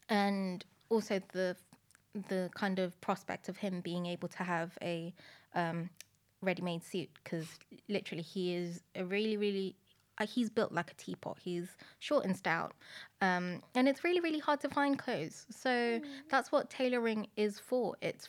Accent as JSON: {"language": "English", "country": "Philippines", "tie": "born or raised there", "also_born_or_lived": "Madrid, Spain", "moved": "yes", "lives_now": "United Kingdom", "said": "So I grew up in different countries. I was born in Madrid, and then I moved to the Philippines before coming into the UK."}